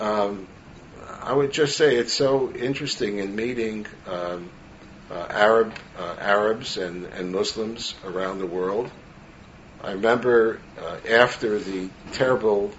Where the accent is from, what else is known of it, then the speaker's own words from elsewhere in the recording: New York City, New York, United States; growing up in Brooklyn, New York